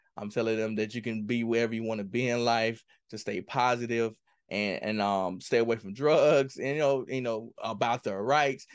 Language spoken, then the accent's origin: English; Mississippi, United States; I grew up in Kilmarnock, Mississippi